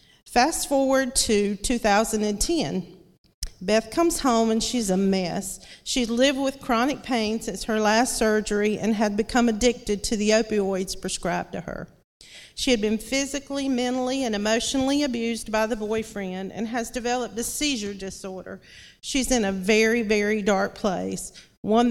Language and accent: English; Lumberton, North Carolina, United States; also born or lived in Wilson, North Carolina; I was born and raised here in Lumberton.